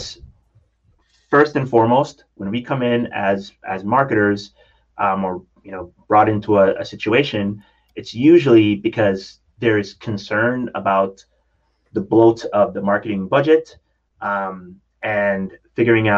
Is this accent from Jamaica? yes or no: yes; Jamaica; I grew up in Jamaica